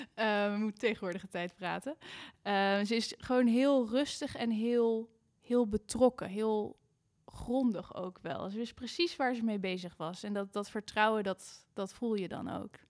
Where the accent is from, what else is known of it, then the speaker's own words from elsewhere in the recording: Amersfoort, Utrecht, Netherlands; also born or lived in Amsterdam; ik kom uit Amersfoort. Daar ben ik op de muziekschool begonnen.